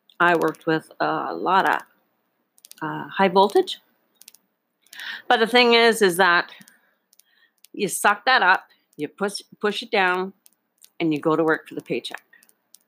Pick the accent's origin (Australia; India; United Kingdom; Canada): Canada; Northern Ontario; also born or lived in Boquete, Panama; now in Panama; When I grew up in Northern Ontario, Canada